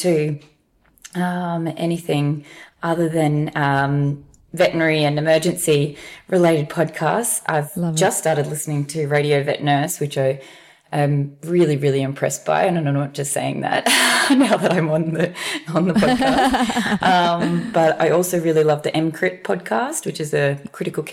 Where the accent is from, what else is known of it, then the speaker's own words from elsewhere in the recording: Brisbane, Queensland, Australia; I'm a Brisbane girl through and through. I haven't really strayed too far away from here, done lots of travel, but I live in Brisbane at the moment.